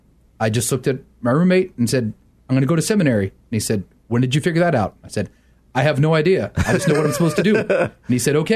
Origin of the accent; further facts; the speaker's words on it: United States; moved away as an adult; also born or lived in Wheaton; I grew up right outside of Washington, D.C.